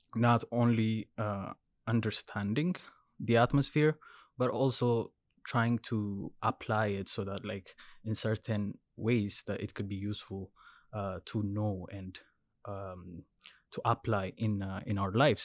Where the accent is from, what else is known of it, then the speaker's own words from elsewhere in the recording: Ethiopia; moved away as an adult; now in Vancouver, Canada; I'm originally from Ethiopia. So I did my undergrad in civil engineering, uh, when I was, when I was in Ethiopia.